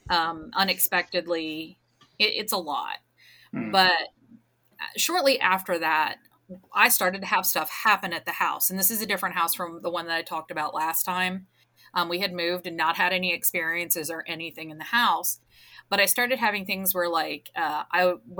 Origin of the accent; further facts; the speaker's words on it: New Jersey, United States; I grew up in New Jersey